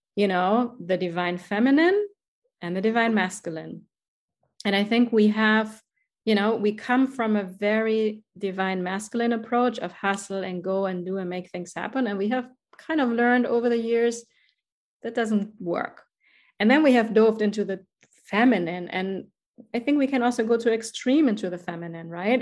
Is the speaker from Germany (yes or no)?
yes; Germany; accent: German; English is a second language; moved away as an adult; now in United States; I will never lose my German accent. I have been in the States for, I think, 14 years now